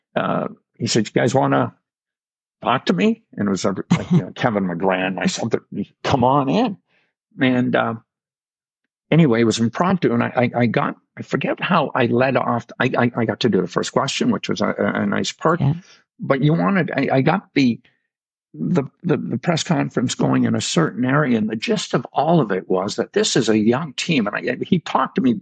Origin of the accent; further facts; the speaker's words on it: Noranda, Quebec, Canada; moved away; when I was a kid living in Noranda, Quebec